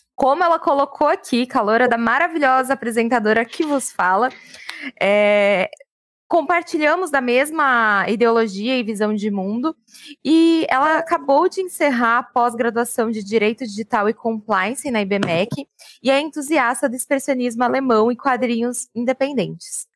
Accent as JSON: {"language": "Portuguese", "town": "Francisco Morato", "region": "São Paulo", "country": "Brazil", "tie": "born or raised there", "said": "Cresci na cidade de Francisco Murato"}